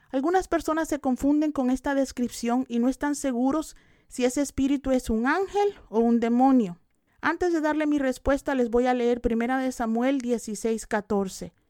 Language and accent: Spanish; El Salvador; Yo tenía ocho años y acababa de aceptar a Cristo. Y en ese tiempo en mi país, El Salvador, la guerrilla estaba secuestrando a personas.